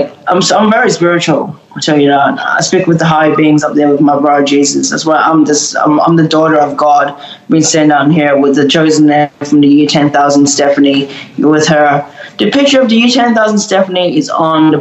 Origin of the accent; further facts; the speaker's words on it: Melbourne, Victoria, Australia; We're from Melbourne, Australia